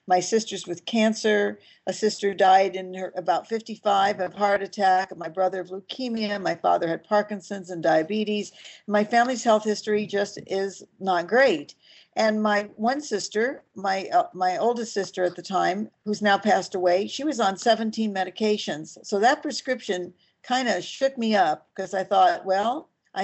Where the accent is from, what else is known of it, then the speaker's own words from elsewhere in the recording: Los Angeles, California, United States; also born or lived in Mallorca, Spain; I was born in Hollywood, California